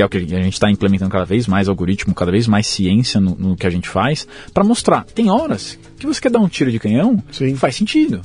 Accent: São Paulo, Brazil; Eu sou de São Paulo, nasci aqui, morei aqui minha vida toda

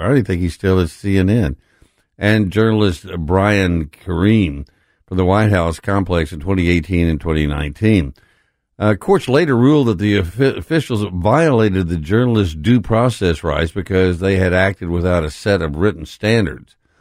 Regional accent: Texas, United States; now in Memphis, United States; I'm from Texas.

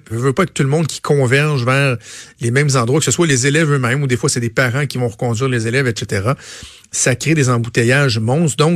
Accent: Laval, Quebec, Canada; je suis un fier Lavalois, je viens de Laval

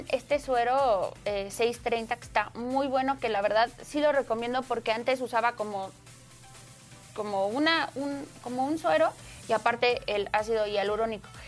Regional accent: State of Mexico, Mexico; Se llama Saúl Ventura y está en el municipio de Ciudad Neza, porque yo soy de Estado

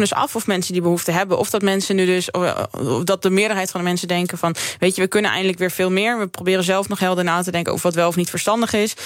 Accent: Drenthe, Netherlands; moved away; ik kom natuurlijk uit Drenthe

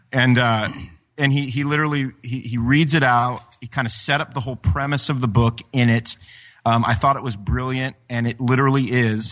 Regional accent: Ashland, Ohio, United States; my hometown of, of Ash, Ashland, Ohio

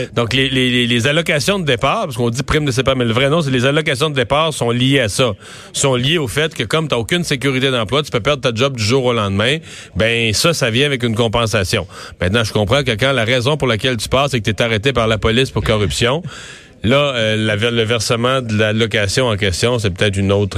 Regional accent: Rivière-du-Loup, Quebec, Canada; je viens de Rivière-du-Loup

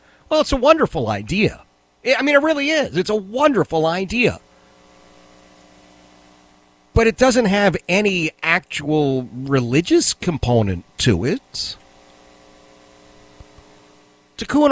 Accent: Philadelphia, Pennsylvania, United States; as we were growing up in Philadelphia

